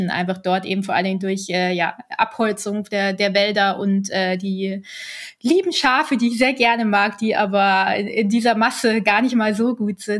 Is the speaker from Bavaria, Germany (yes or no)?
yes; Munich, Bavaria, Germany; also ich bin ja in München geboren und aufgewachsen und ich bin ja. aber irgendwie so ein äh, Nordseekind so ein bisschen.